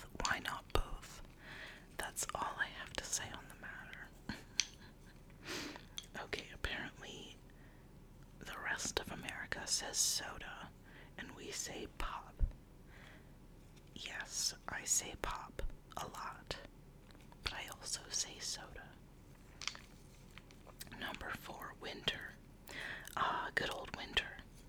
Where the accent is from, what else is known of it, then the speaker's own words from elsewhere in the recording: Minnesota, United States; I'm from Minnesota, don't you know?